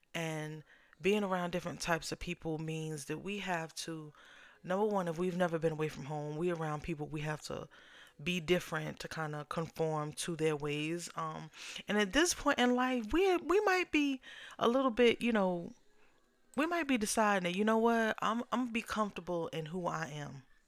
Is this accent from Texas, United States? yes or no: no; New York, United States; now in Southern United States; I'm originally from New York